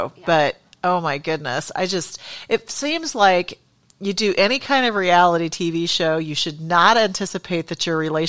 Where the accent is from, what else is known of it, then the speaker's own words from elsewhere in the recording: San Diego, California, United States; moved away; we're from San Diego originally